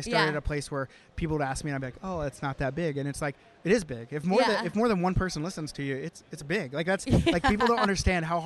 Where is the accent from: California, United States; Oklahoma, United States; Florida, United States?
Oklahoma, United States; moved away as an adult; now in Canada; I'm from Oklahoma.